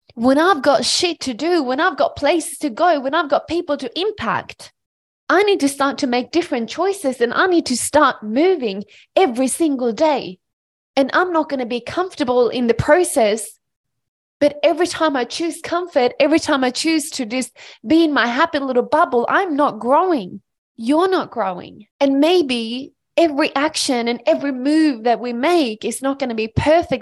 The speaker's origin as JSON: {"language": "English", "country": "Sweden", "tie": "born or raised there", "moved": "as an adult", "lives_now": "Australia", "said": "I am a small country girl from Sweden. I grew up in Sweden and I moved to Australia on my own when I was eighteen years old"}